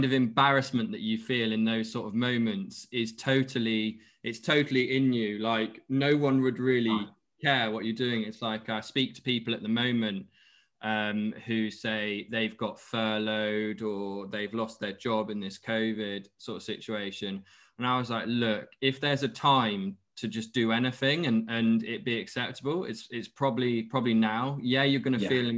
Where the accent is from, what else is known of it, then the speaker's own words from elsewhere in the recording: Exeter, South West England, United Kingdom; moved away; I'm from Exeter originally